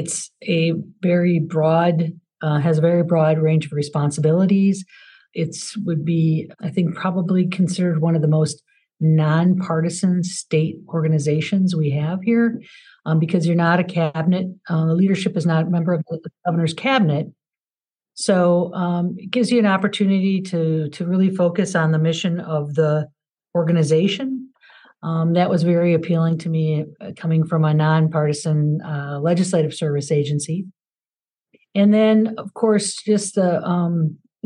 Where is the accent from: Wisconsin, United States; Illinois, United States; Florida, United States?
Wisconsin, United States; Madison; moved away as an adult; I am a Wisconsin native, and I've moved away a few times, different times for school and work, but found my way back. I actually live in the town I was born in, Madison, Wisconsin